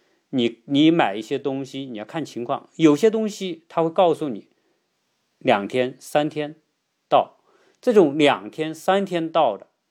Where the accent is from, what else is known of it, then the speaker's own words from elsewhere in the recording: China; now in United States; 因为我们从中国来，在中国已经形成了这个网上购买的习惯。到了美国呢，自然也是啊，习惯于用这些网络购买的方式。